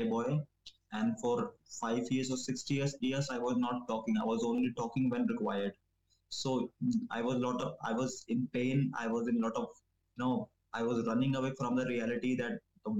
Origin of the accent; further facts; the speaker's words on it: New Delhi, Delhi, India; I'm from New Delhi, India